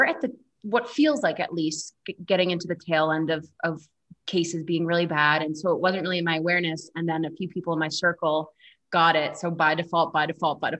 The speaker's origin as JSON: {"language": "English", "town": "Boston", "region": "Massachusetts", "country": "United States", "moved": "as an adult", "lives_now": "Colorado, United States", "said": "I am from Boston originally, but when I moved out to Colorado"}